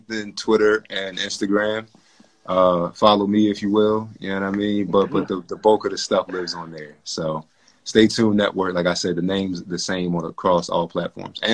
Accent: Philadelphia, Pennsylvania, United States; I'm from South Philly

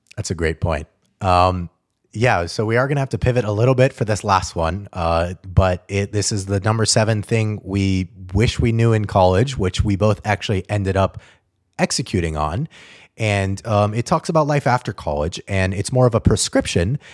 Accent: Albuquerque, New Mexico, United States; moved away as an adult; also born or lived in Atlanta; I grew up in Albuquerque, New Mexico

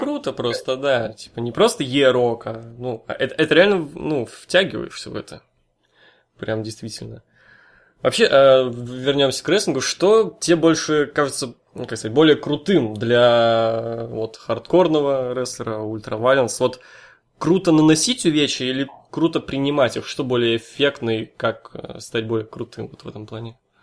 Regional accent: Severodvinsk, Arkhangelsk Oblast, Russia; я вообще из Северодвинска, чувак, я с севера

